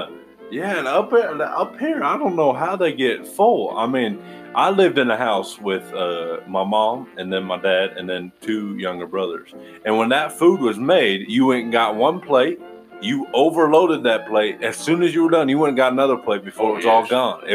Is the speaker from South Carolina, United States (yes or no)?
no; Missouri, United States; I'm from Missouri, and I live pretty close to Kansas City, Missouri